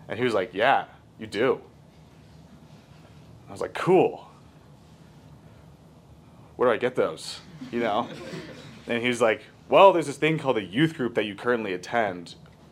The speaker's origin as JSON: {"language": "English", "town": "Littleton", "region": "Colorado", "country": "United States", "tie": "born or raised there", "also_born_or_lived": "Denver", "said": "I grew up here in Littleton"}